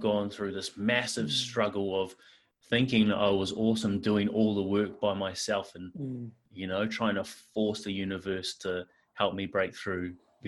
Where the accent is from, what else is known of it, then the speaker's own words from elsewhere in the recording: New Zealand; now in Perth, Australia; I'm from New Zealand.